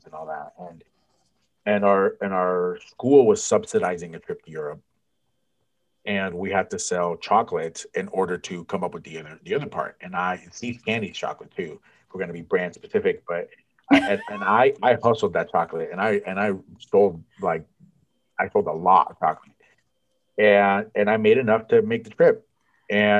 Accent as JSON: {"language": "English", "town": "San Francisco", "region": "California", "country": "United States", "tie": "born or raised there", "said": "I grew up in San Francisco"}